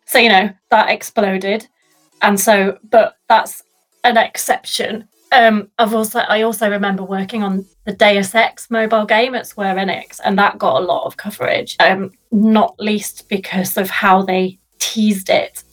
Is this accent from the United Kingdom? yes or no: yes; Sheffield, Yorkshire and the Humber, United Kingdom; my hometown which i love with a passion